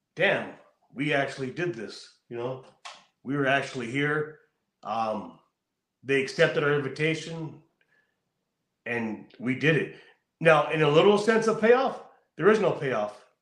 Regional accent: California, United States; I'm from California. I know how it is here.

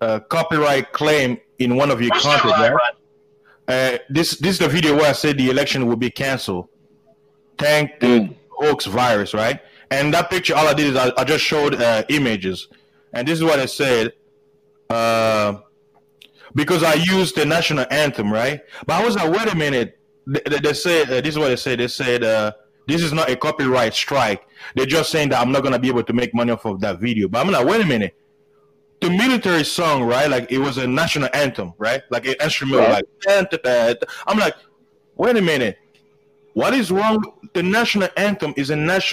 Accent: United States; I'm an American.

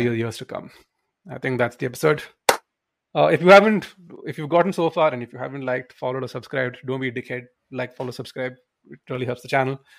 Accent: India; we grew up in Indian schools

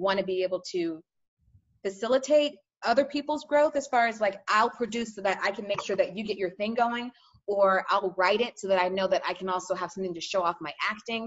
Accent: Sugar Land, Texas, United States; also born or lived in New York; now in Los Angeles, United States; I'm from Sugar Land, which is right outside of Houston

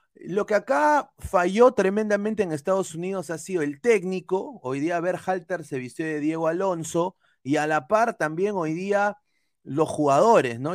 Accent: Peru; now in Florida, United States; Yo soy peruano, pero obviamente yo he vivido más de la mitad de mi vida en este país

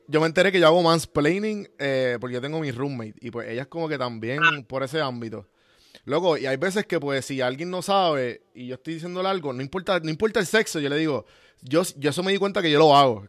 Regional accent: Puerto Rico; nosotros como puertorriqueños, de donde vinimos

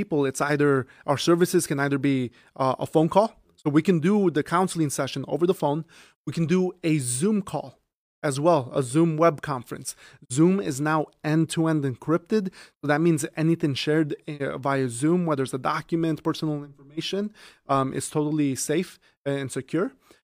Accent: Chicago, Illinois, United States; moved away as an adult; now in Aurora, United States; I grew up in Chicago, West Rogers Park.

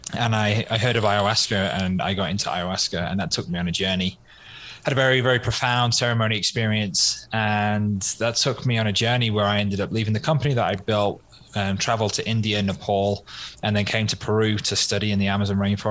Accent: Wales, United Kingdom; moved away; I'm from the Wales in the UK originally

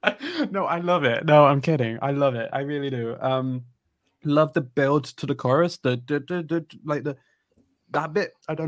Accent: United Kingdom; as a British person

